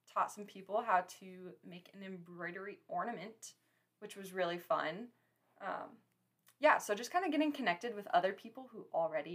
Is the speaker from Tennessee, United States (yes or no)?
no; Story City, Iowa, United States; in my bio that I'm from Story City